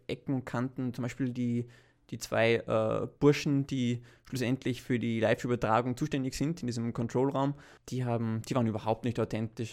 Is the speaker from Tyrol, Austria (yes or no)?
no; Vienna, Austria; wir als Wiener, die mitten äh, im 20. Bezirk leben